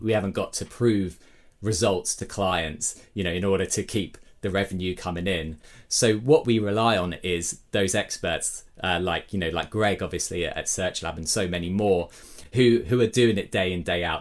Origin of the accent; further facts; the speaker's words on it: Brighton, South East England, United Kingdom; my hometown Brighton in the UK